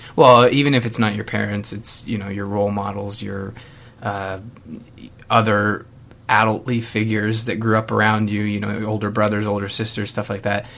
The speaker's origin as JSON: {"language": "English", "country": "Canada", "tie": "born or raised there", "said": "growing up as a Canadian"}